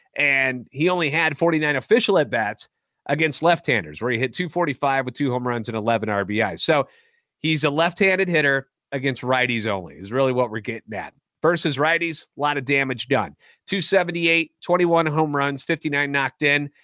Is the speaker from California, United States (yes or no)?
no; St. Louis, Missouri, United States; born or raised there; moved away as an adult; now in Nashville, United States